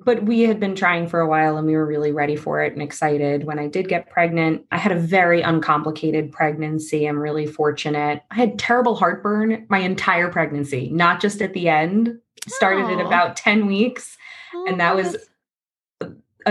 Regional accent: Long Island, New York, United States; moved away as an adult; now in Astoria, New York, United States; I'm originally from Long Island

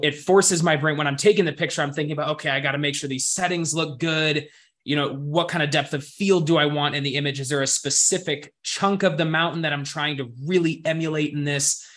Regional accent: Montana, United States; growing up in Montana, it was something to where, you know, really good hiking trails were only 10, 15 minutes away from my front door.

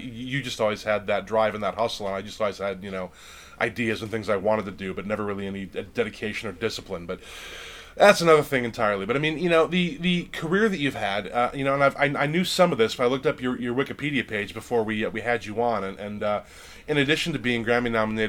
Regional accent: Lake Geneva, Wisconsin, United States; I grew up in Lake Geneva, Wisconsin, which is a very touristy, lake-based kind of a town in southeastern Wisconsin

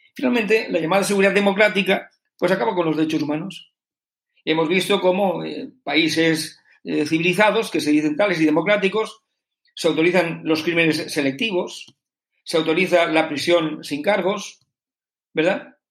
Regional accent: Spain; como ciudadano español.

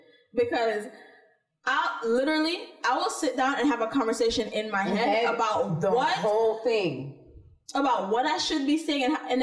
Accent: Jamaica; being Jamaican, though. And being raised by the type of Jamaicans that we were raised by.

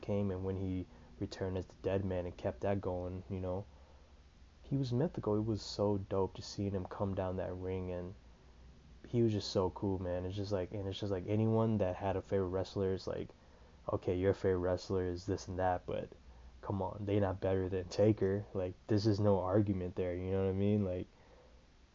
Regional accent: Des Moines, Iowa, United States; I'm from Des Moines, Iowa

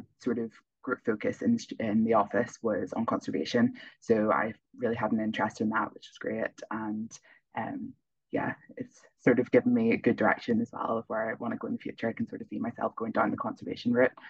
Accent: Northern Ireland, United Kingdom; moved away as an adult; also born or lived in Belfast; now in Leuven, Belgium; I'm from Northern Ireland and I study at Queen's University Belfast.

